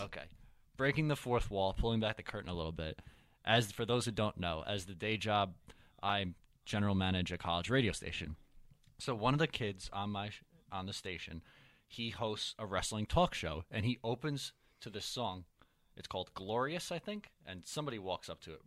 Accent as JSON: {"language": "English", "country": "Ireland", "said": "I'm Irish myself"}